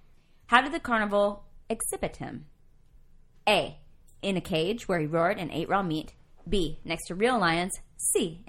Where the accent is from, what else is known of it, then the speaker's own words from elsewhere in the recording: Marshall, Texas, United States; We're from East Texas, near Shreveport, Louisiana.